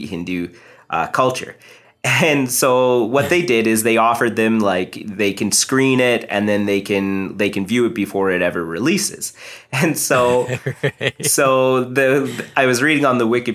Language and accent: English; Canada; I'm like Indian, first generation Canadian